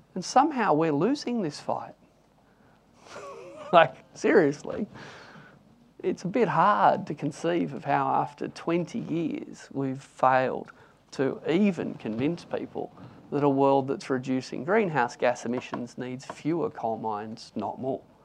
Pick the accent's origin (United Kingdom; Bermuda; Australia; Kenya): Australia; Newcastle, New South Wales; I grew up in Newcastle and I wanted to work in the coal mines when I tried to leave school at 15